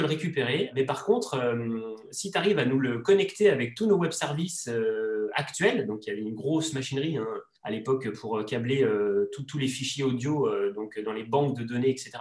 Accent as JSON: {"language": "French", "area": "Savoie", "region": "Auvergne-Rhône-Alpes", "country": "France", "tie": "born or raised there", "said": "de ma région natale, qui est la, la Savoie"}